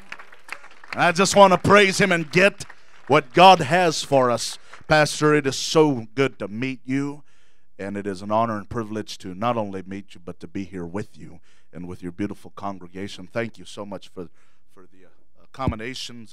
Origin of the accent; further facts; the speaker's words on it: San Diego, California, United States; moved away as an adult; now in Sacramento, United States; I'm originally from San Diego, and born and raised there for 21 years of my life